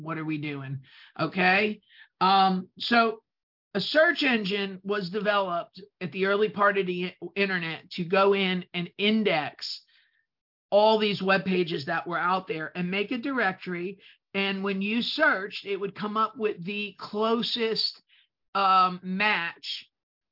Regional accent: New Jersey, United States; accent: New Jersey; English is a second language; my New Jersey accent

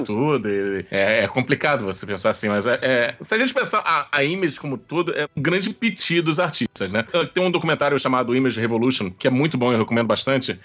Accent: Brazil; É uma coisa nossa, brasileira

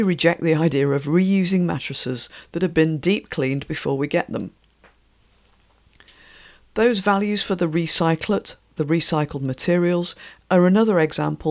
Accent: Yorkshire and the Humber, United Kingdom; where I was born in West Yorkshire

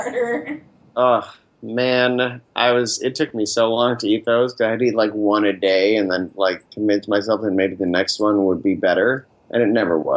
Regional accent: Northeast, United States; I am from the Northeast

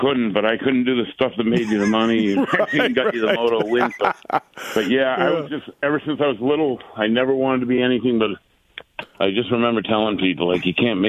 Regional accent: New England, United States; I grew up in New England.

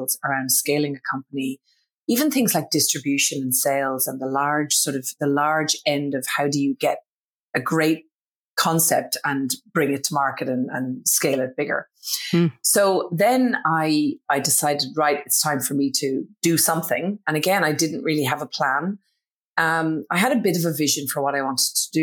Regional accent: Ireland; accent: Irish; moved away as an adult; now in Australia; My accent, in case nobody can pick it up, is Irish. So I'm originally from Ireland, but I did move to Australia in my early 20s

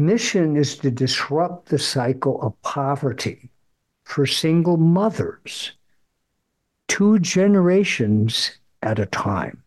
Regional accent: Fargo, North Dakota, United States; I grew up in Fargo, went through the Catholic school system

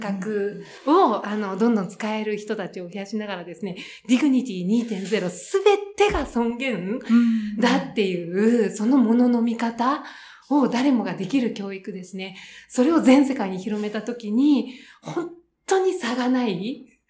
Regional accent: Japan; 私が日本に生まれて

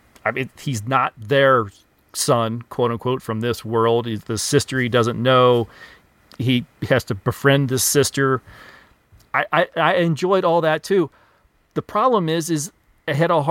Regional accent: United States; I'm an American

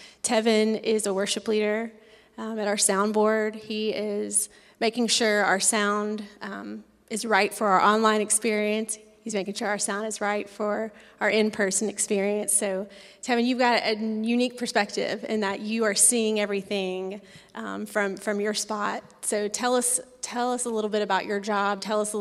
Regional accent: Tennessee, United States; Nashville. I'm from Tennessee.

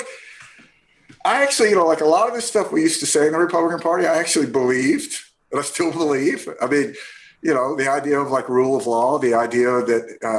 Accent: the South, United States; the rich Yankee that we were always warned about growing up in the South

